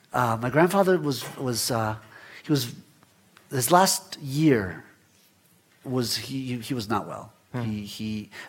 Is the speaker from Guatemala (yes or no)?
yes; Guatemala; I remember growing up in Guatemala, we were one of maybe 100 Jewish families in, in the country. Mm. So it's a very, very small Jewish community, maybe 800 people.